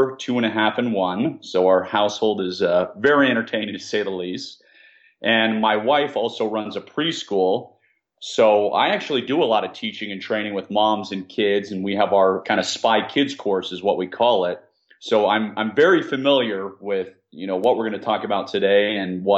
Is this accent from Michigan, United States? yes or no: no; Washington, District of Columbia, United States; I was born and raised in the Washington, D.C. area